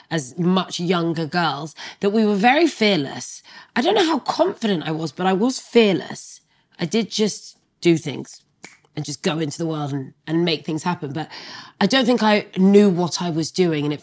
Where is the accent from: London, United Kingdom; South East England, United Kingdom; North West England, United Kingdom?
London, United Kingdom; also born or lived in France; French Sagittarian. And I'm from Brixton.